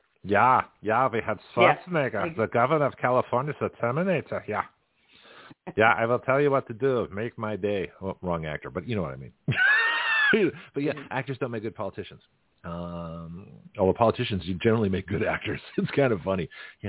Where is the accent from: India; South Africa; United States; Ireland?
South Africa; You know, you don't see a lot of white guys, you know, from South Africa. from South Africa, get my accent straight here.